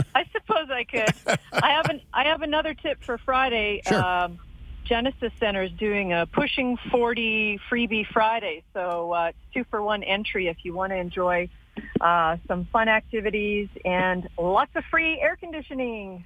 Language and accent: English; Drumheller, Alberta, Canada; I grew up in Drumheller.